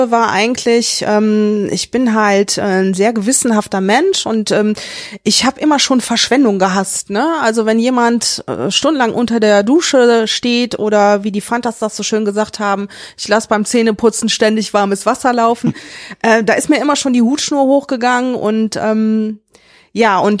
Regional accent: Rhineland, Germany; Der Name, ich bin halt Rheinländerin, ich bin auch gerne Rheinländerin

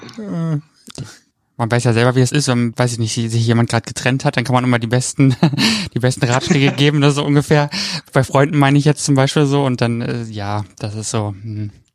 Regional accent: East Germany, Germany; Ich bin ja aus dem Osten, da war man ja, wenn, wenn überhaupt evangelisch

